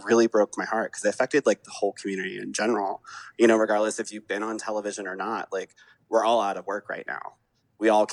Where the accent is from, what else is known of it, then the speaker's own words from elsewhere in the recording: Atlanta, Georgia, United States; I was raised in Atlanta